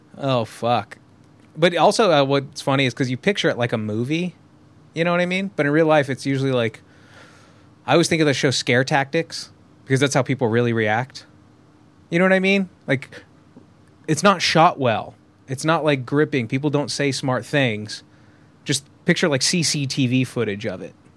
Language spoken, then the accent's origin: English; Southern California, United States; I grew up in Southern California